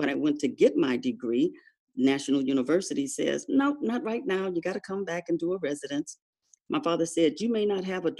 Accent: Los Angeles, California, United States; I'm native Californian, born and raised in LA.

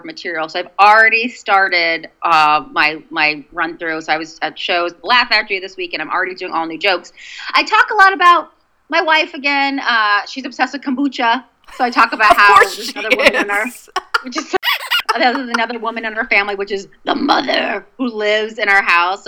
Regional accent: Boston, Massachusetts, United States; accent: Boston; my Boston accent

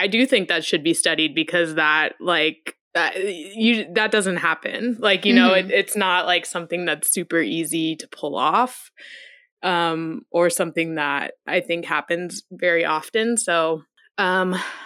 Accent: Texas, United States; growing up in Texas

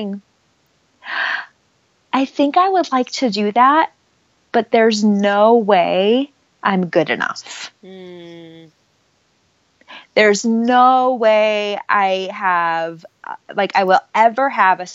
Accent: Illinois, United States; also born or lived in Indiana; And so I grew up in Illinois. I grew up in a small town in Illinois.

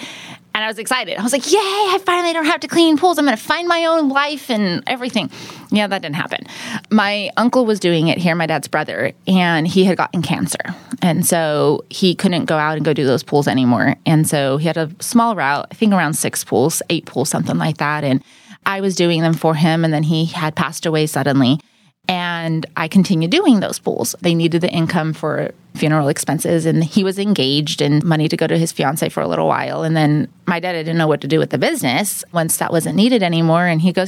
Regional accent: Oregon, United States; moved away as an adult; also born or lived in Southern California / Madera, California; now in Fresno, United States; I was born in Southern California, and we moved up to Oregon when I was about 5, and then I lived there till I was about 18. Moved down to Fresno, Madera, that area.

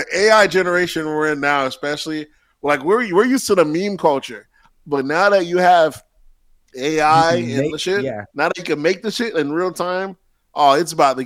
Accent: Florida, United States; I'm from Florida

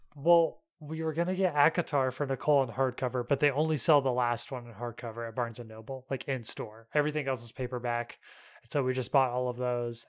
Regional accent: North Alabama, United States; moved away; I'm from North Alabama

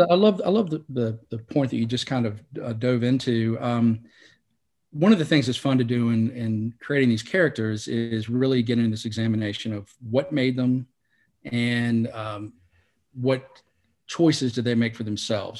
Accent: Salisbury, North Carolina, United States; I grew up in Salisbury

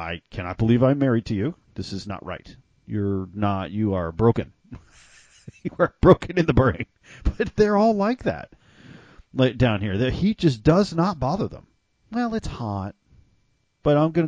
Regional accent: Texas, United States; also born or lived in Mississippi; I lived most of my life in Texas

